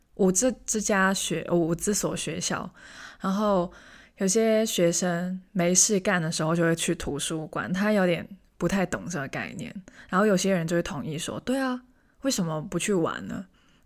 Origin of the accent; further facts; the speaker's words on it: Hong Kong; moved away as an adult; now in Taiwan; 我是香港人，虽然我听起来完全不像， 但是我真的是香港人